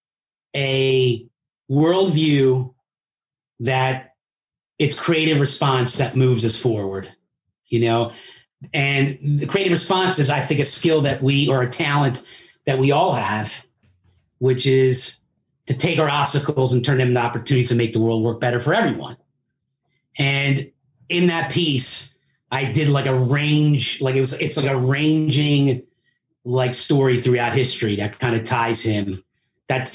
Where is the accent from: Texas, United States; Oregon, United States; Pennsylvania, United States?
Pennsylvania, United States; Philadelphia; first language Italian; also born or lived in Italy; I grew up in Philly